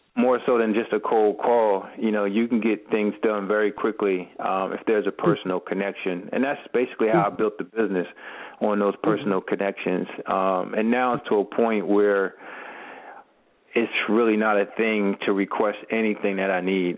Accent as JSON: {"language": "English", "town": "Camden", "region": "New Jersey", "country": "United States", "tie": "born or raised there", "said": "I was born and raised in Camden, New Jersey, uh, which is right across the bridge from Philadelphia."}